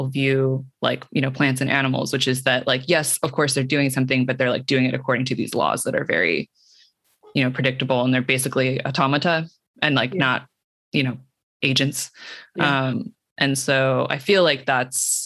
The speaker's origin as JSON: {"language": "English", "town": "Cupertino", "region": "California", "country": "United States", "tie": "born or raised there", "said": "I was on the border of Cupertino and San Jose, which is not super far from San Francisco, but very different. It's the suburbs"}